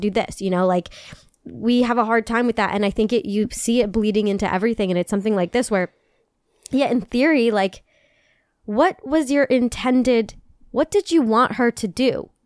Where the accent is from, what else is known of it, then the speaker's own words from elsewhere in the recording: United States; I'm from America